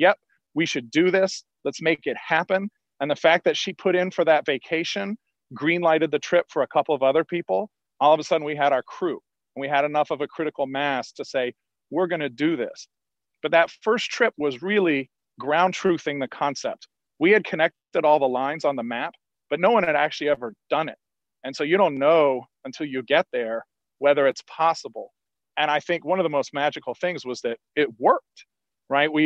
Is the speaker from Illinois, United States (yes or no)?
no; Columbus, Ohio, United States; now in Chicago, United States; I'm from Columbus, Ohio